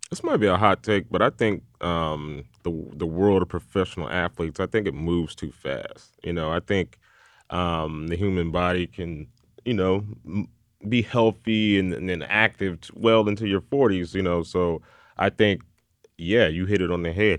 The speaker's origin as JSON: {"language": "English", "town": "Columbus", "region": "Ohio", "country": "United States", "moved": "yes", "said": "I'm originally from Columbus, Ohio"}